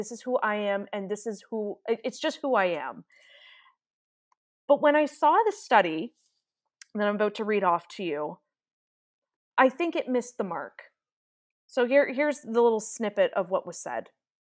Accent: Ireland; an Irish accent always gets me. I don't know if it's just because I'm Irish

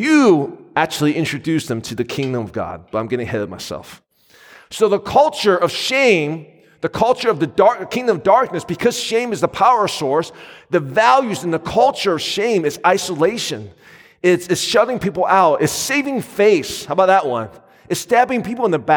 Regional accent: United States; my wife and I grew up in the Asian American community

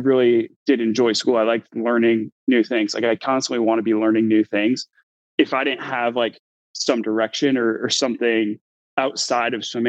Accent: Florida, United States; born or raised there; now in Bay Area, California, United States

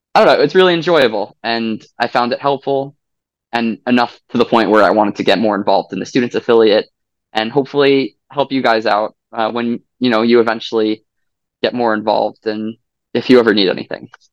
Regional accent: Long Island, New York, United States; I am from Long Island, New York

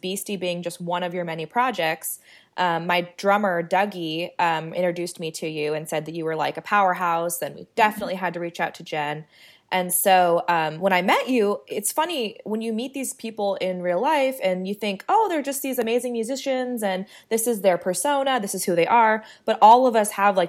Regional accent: California, United States; I'm from California

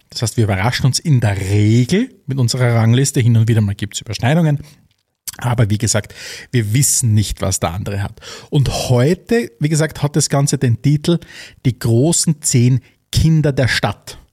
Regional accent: Austria; für uns in Österreich

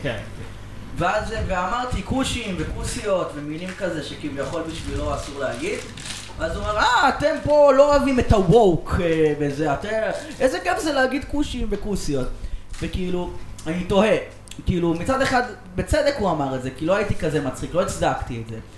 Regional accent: Mevaseret Zion, Jerusalem District, Israel; הייתי ב- ב- בגן, במבשרת ציון

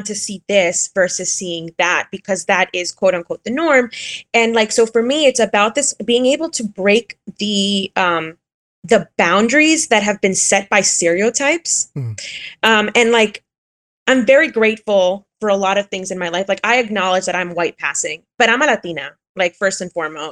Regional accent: Miami, Florida, United States; moved away; where I grew up in Miami

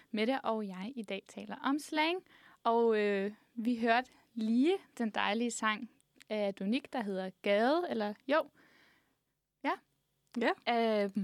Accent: Frederiksberg, Capital Region of Denmark, Denmark; Jeg er fra Frederiksberg.

